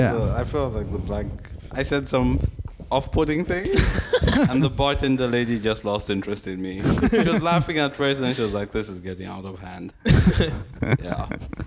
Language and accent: English; Zambia; moved away; I'm from Zambia, dude.